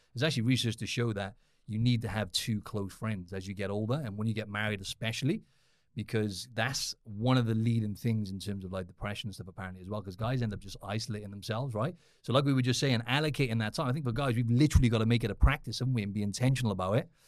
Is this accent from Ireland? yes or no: no; Cardiff, Wales, United Kingdom; I'm from Wales in the U K